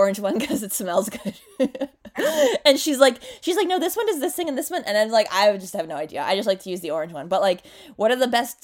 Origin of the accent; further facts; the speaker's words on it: Canada; accent: Canadian; My Canadian accent might come out too.